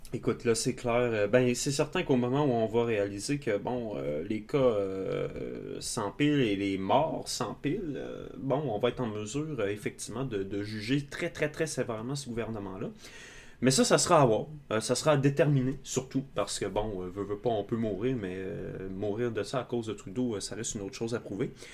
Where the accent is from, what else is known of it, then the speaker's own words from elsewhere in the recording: Outaouais, Quebec, Canada; je viens de l'Outaouais